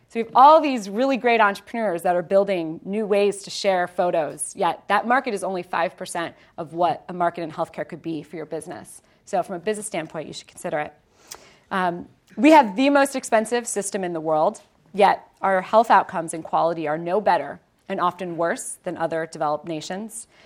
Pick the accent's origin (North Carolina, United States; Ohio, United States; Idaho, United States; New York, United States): Ohio, United States; born and raised in Ohio